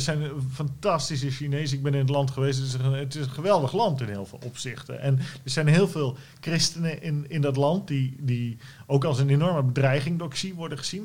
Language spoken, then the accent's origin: Dutch; Netherlands; wij als Nederlanders